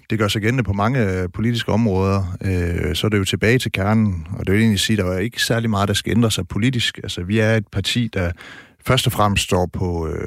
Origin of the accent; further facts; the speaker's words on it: Struer, Central Denmark Region, Denmark; accent: Jutlandic; moved away; also born or lived in Herning; jeg vil nærmest sige Herning, det er det så egentlig ikke, det er Struer.